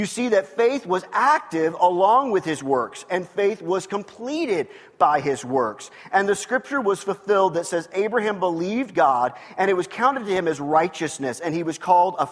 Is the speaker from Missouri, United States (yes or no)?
yes; Lee's Summit, Missouri, United States; moved away; that's the town I grew up in.